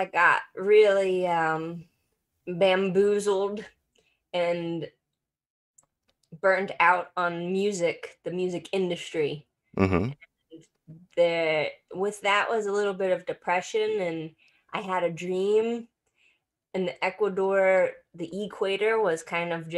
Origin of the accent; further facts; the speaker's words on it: Kentucky, United States; I am from Kentucky